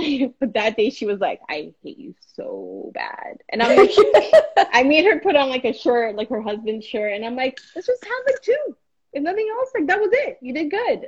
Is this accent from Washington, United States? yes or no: no; Miami, Florida, United States; accent: Miami; my Miami accent